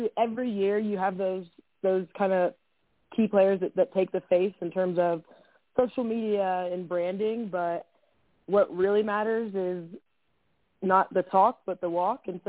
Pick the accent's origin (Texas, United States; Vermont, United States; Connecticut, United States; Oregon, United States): Texas, United States; Dallas; now in Denver, United States; I'm from Dallas originally, and so my parents still live there